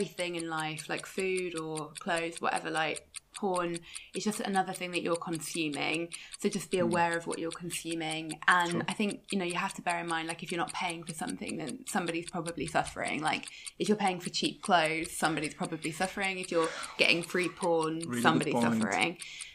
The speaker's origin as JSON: {"language": "English", "country": "United Kingdom", "said": "me being so British"}